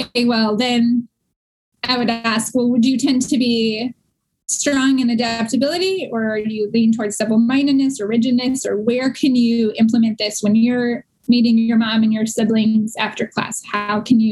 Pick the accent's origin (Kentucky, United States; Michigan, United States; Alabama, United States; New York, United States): Michigan, United States; Warren; born or raised there